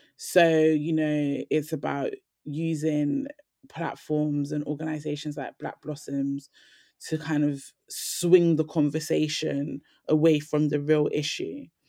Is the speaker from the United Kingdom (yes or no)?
yes; London, United Kingdom; I grew up in Lambeth Grove, and on my estate, there was, like, a lot of violent incidents